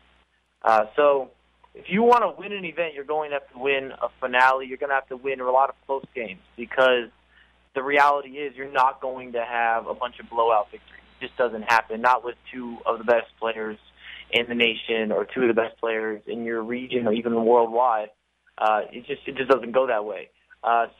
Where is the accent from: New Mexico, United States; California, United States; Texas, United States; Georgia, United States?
Texas, United States; Houston; I'm from Houston